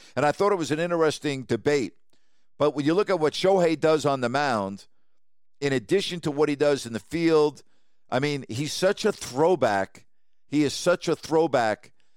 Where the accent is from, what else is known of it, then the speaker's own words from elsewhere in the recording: New York, United States; As a kid, Growing up in New York, uh, we had season tickets to both the Giants and the Jets.